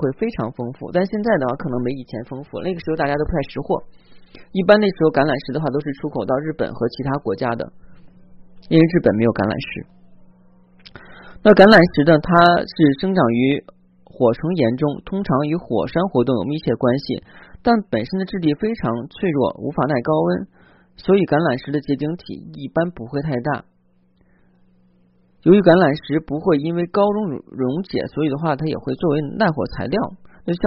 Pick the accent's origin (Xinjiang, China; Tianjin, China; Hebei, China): Hebei, China; Zhangjiakou; 当时因为我家那个时候老家在山区嘛，啊，也不就是山区旁边的一个小山城啊。那个山城在哪儿呢？是即将举行冬奥会的那个城市啊！大家要是关注这些的话，应该知道我的家乡在哪儿了啊！因为我当时在那边居住。